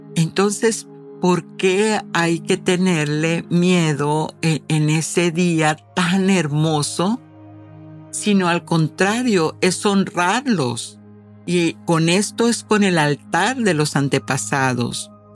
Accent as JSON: {"language": "Spanish", "country": "Mexico", "said": "como buena mexicana"}